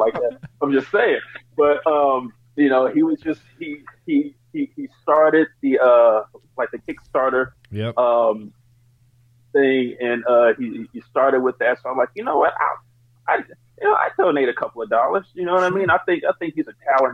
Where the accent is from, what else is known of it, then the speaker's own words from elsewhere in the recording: Oakland, California, United States; I'm from Oakland.